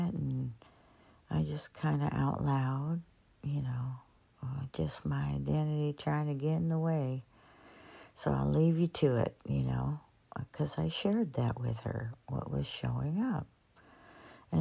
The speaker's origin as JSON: {"language": "English", "area": "San Joaquin Valley", "region": "California", "country": "United States", "tie": "born or raised there", "said": "I grew up in the San Joaquin Valley, farm country, orchards all around."}